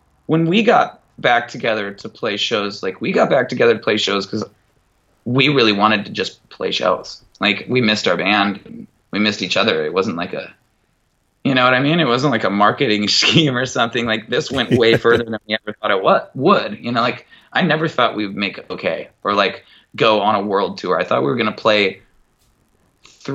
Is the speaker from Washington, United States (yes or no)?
yes; Mukilteo, Washington, United States; from Muckle TL